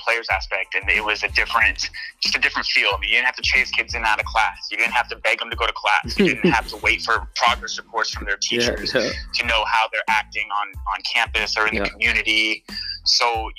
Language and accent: English; Arizona, United States; I'm from Arizona